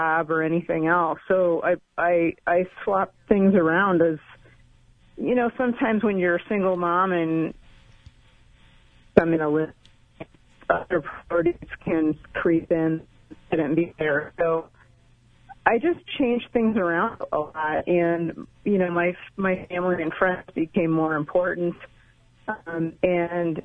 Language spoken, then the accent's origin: English; Colorado, United States; my hometown in Colorado